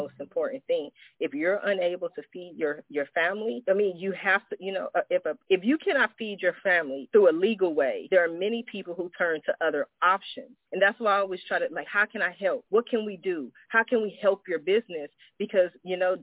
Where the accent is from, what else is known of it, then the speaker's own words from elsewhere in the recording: Columbus, Ohio, United States; also born or lived in Washington, D.C.; now in California, United States; I was born in Washington, D.C. I spent my childhood in Columbus, Ohio.